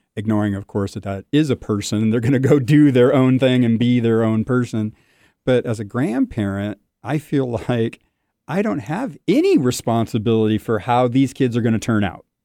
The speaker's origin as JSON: {"language": "English", "region": "Southern California", "country": "United States", "tie": "born or raised there", "said": "I'm born and raised in Southern California"}